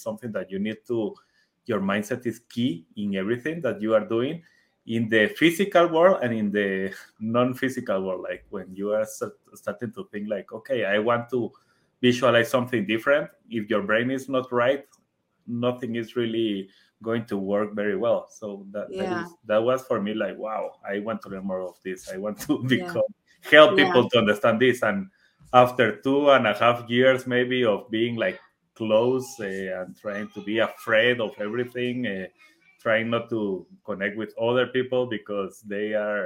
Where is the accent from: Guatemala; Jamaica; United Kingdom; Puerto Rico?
Guatemala; first language Spanish; English is a second language; I am from Guatemala